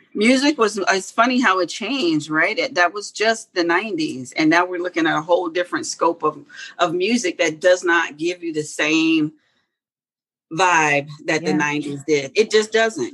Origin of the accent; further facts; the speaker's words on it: Hampton, Virginia, United States; first language German; English is a second language; moved away as an adult; also born or lived in Germany; now in Atlanta, United States; I grew up in Hampton, Virginia, then moved to Atlanta about 20 years ago